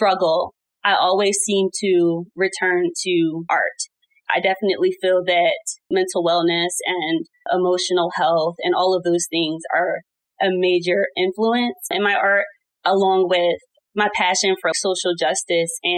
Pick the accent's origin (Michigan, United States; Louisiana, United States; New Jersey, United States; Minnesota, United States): New Jersey, United States; also born or lived in Atlanta, Georgia; I was born and raised in New Jersey, and I went to college all the way in Atlanta, Georgia.